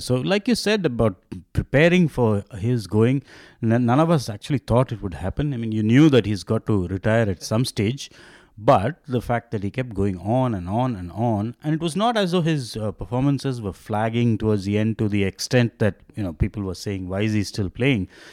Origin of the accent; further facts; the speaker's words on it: Chennai, Tamil Nadu, India; now in Bangalore, India; growing up in Madras and then having, now living in Bangalore